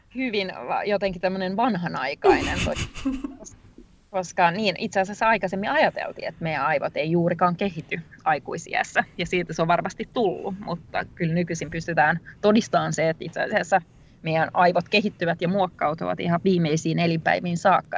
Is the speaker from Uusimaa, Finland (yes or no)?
no; Rovaniemi, Lapland, Finland; mä oon tosiaan Rovaniemeltä kotoisin